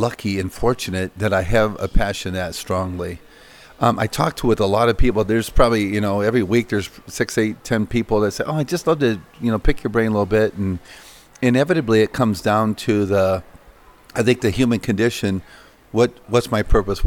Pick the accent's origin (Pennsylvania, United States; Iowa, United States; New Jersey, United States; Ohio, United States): Iowa, United States; working on the farms in Iowa. You know, growing up, I detasseled corn, walked beans, chopped thistles, fixed fence, baled hay.